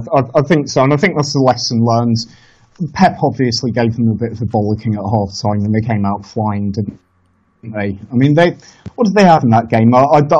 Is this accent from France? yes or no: yes; France; born there; I was born in France. I still have a lot of French friends.